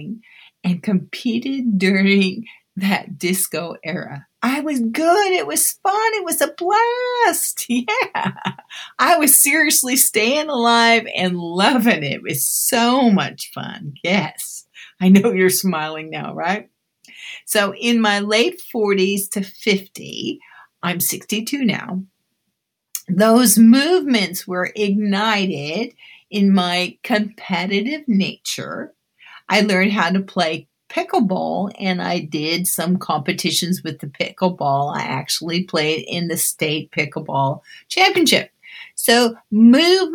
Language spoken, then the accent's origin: English; Keizer, Oregon, United States; also born or lived in Los Angeles, California; When we moved from Los Angeles to Oregon in 1964, I remember attending dance class at the top of a bowling alley in Kaiser, Oregon